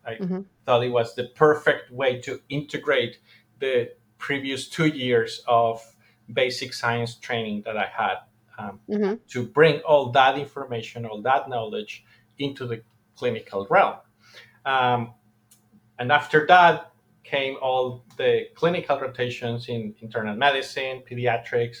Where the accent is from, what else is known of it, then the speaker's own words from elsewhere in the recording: Colombia; I'm from Colombia